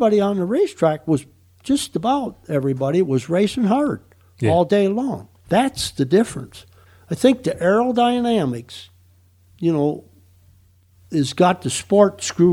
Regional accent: Wisconsin, United States; moved away; I grew up racing in Wisconsin

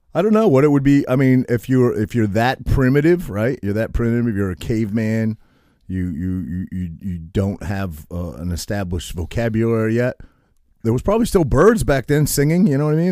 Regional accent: Maine, United States; I grew up in Maine

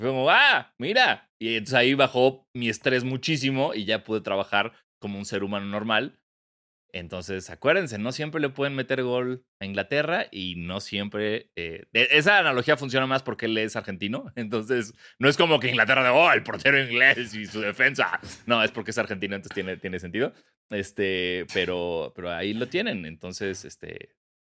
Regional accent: Mexico; born or raised there

